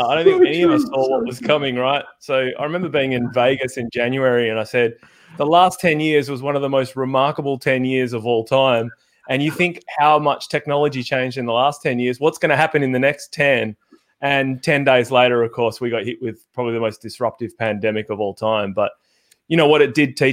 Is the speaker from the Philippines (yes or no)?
no; Perth, Western Australia, Australia; now in Melbourne, Australia; I'm from Perth